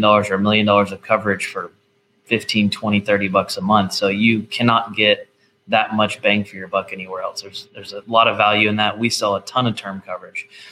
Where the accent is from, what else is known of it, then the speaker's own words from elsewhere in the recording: Nashville, Tennessee, United States; I'm from Nashville